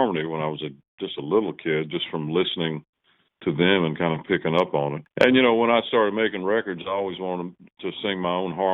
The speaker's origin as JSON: {"language": "English", "area": "just below Danville, Virginia", "region": "a little town in North Carolina", "country": "United States", "tie": "born or raised there", "moved": "as an adult", "lives_now": "Nashville, United States", "said": "Where I grew up is just below, kind of just below Danville, Virginia"}